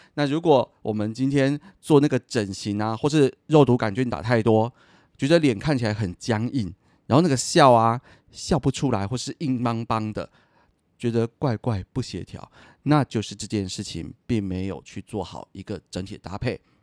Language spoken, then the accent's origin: Chinese; Taiwan; 我今天在台湾长大的